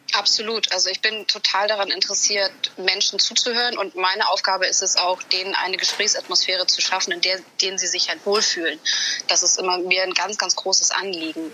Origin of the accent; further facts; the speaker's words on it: Hamburg, Germany; ich Hamburgerin bin